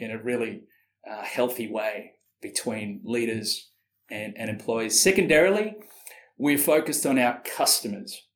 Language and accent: English; Sydney, New South Wales, Australia; moved away as an adult; also born or lived in Malaysia / Singapore / Austin, Texas; now in London, United Kingdom; growing up in Sydney, in Australia